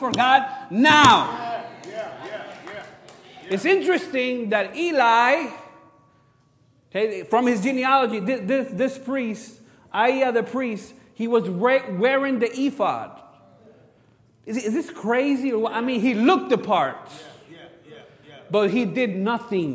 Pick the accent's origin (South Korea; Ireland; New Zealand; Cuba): Cuba; moved away; I'm from Cuba. We grew up playing baseball.